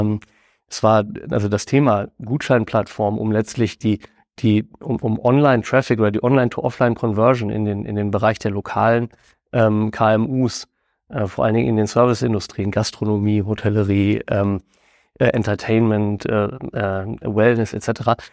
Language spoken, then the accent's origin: German; Hameln, Lower Saxony, Germany; in unserer äh, Heimatstadt Hameln, wo mein Bruder und ich damals noch als Teenager